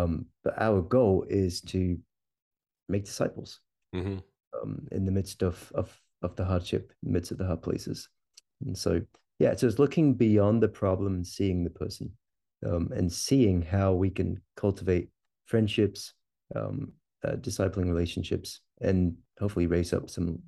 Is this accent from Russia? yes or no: no; Stonehaven, Scotland, United Kingdom; moved away as an adult; now in Kentucky, United States; I'm originally from Scotland, a little town called Stonehaven up in the northeast of Scotland, fishing village up there. And I am planted a church in a small town in Kentucky, just outside Louisville